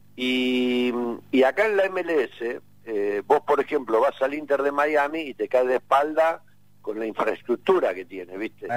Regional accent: Argentina; soy argentino

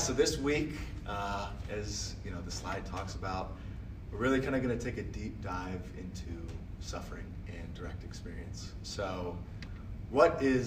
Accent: Akron, Ohio, United States; I'm from Akron, Ohio

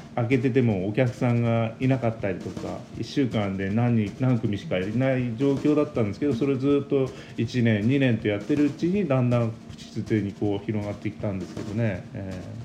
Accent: Fujinomiya, Shizuoka, Japan; 自分小さい時はねこここんな山の中にいたくない

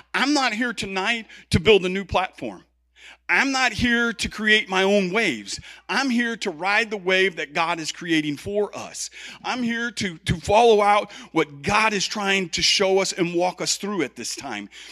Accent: Chicago, Illinois, United States; I'm from Chicago

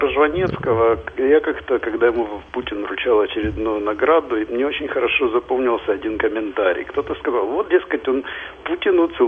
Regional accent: Odesa, Odesa Oblast, Ukraine; я тоже одессит.

